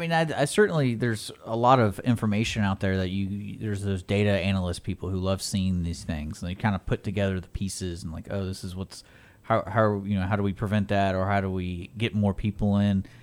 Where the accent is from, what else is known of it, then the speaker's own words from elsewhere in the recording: Texas, United States; growing up in Texas